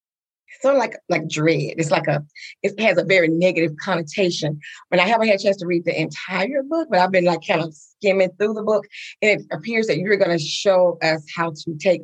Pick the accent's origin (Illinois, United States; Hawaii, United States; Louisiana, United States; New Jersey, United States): Louisiana, United States; Coushatta; we grew up in Little Coushatta, Louisiana